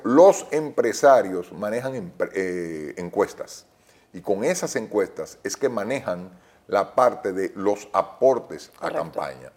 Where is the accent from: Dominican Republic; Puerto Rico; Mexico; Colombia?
Dominican Republic; yo no quiero eso para mis hijos, yo quiero que ellos sigan siendo dominicanos